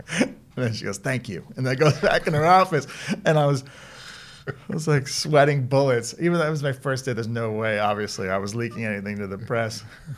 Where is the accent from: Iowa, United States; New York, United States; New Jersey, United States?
New Jersey, United States; Elizabeth; Elizabeth, New Jersey. So we are known for The Sopranos and Scientology.